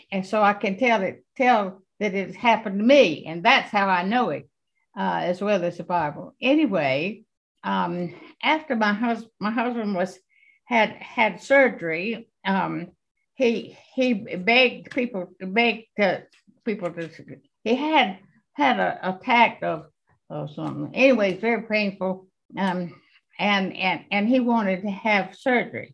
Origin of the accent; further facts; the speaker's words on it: Florence, South Carolina, United States; that's my hometown, my husband's hometown